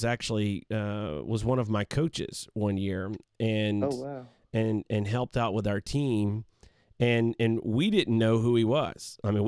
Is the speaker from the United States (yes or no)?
yes; the South, United States; And You know, I grew up in the South, and so in the South, that's, you know, by and large, Braves country.